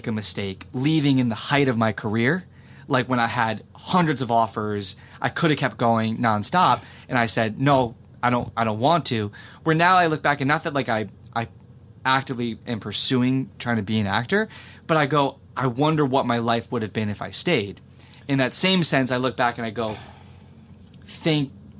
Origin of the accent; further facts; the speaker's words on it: New Jersey, United States; moved away; I'm from New Jersey.